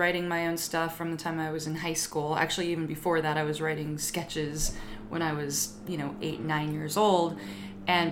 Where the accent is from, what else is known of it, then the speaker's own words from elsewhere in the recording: Lake Elsinore, California, United States; I grew up in Lake Elsinore, California.